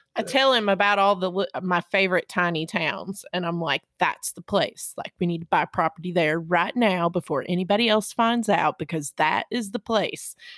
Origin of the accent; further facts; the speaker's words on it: East Tennessee, United States; being from East Tennessee and growing up in the South